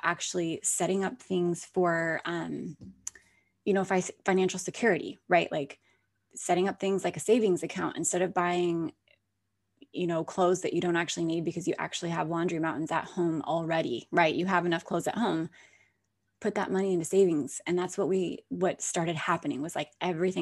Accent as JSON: {"language": "English", "region": "Alaska", "country": "United States", "tie": "born or raised there", "moved": "as an adult", "lives_now": "Florida, United States", "said": "I was born and raised there."}